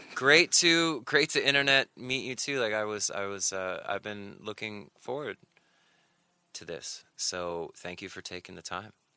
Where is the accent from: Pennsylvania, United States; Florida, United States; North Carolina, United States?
North Carolina, United States; moved away as an adult; also born or lived in Sheffield, Alabama / New York; my family moved to North Carolina when I was seven